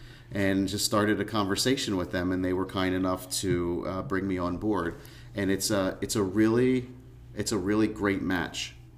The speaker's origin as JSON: {"language": "English", "town": "Lansdale", "region": "Pennsylvania", "country": "United States", "tie": "born or raised there", "said": "I grew up in the Hatfield-Lansdale area"}